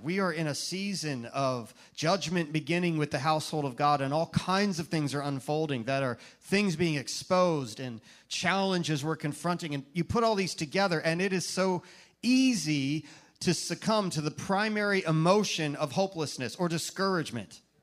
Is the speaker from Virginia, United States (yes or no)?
yes; Virginia, United States; moved away as an adult; now in Tampa Bay, United States; from when we first arrived in Tampa Bay, us Virginians